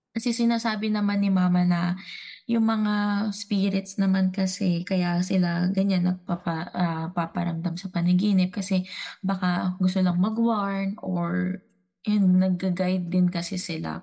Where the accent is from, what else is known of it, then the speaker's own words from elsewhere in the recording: Dumaguete, Central Visayas, Philippines; sa ano kasi ako, uh, Dumaguete, so Bisaya.